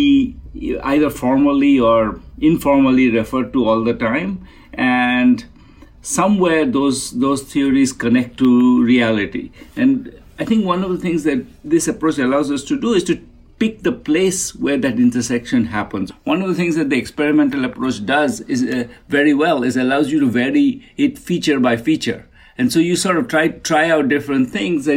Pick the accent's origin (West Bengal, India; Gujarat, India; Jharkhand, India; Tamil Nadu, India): West Bengal, India; Kolkata; I grew up in Kolkata, really, really, really at the edge of a slum